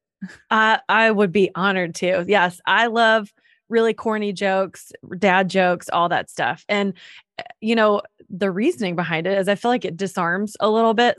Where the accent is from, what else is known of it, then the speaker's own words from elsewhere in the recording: North Carolina, United States; moved away as an adult; also born or lived in Atlanta; I'm from North Carolina